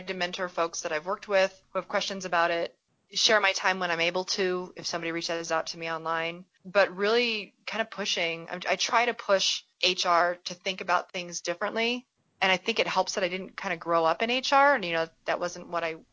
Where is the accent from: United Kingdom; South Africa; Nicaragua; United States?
United States; Colorado; growing up in Colorado